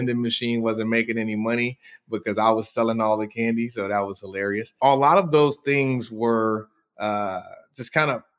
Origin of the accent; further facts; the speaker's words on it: Chicago, Illinois, United States; I come from Inglewood on the south side of Chicago, and I grew up in the 80s and 90s